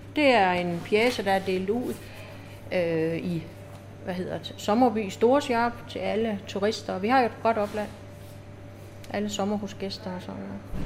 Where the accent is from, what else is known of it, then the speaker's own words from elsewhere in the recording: Ørsted, Denmark; jeg er opvokset her i Ørsted